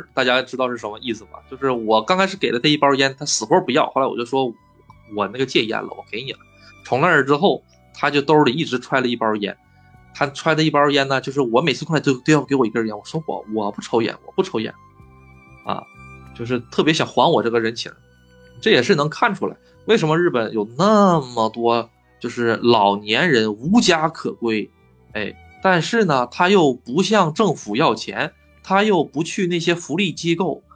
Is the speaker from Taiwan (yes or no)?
no; China; now in Japan; 我是中国人